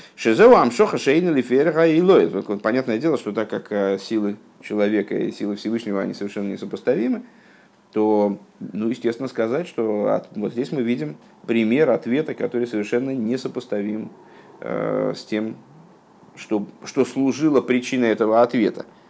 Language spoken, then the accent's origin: Russian; Russia; я, м, там, плохо говорю на, на иврите, скажем, потому что я, ну, родился в России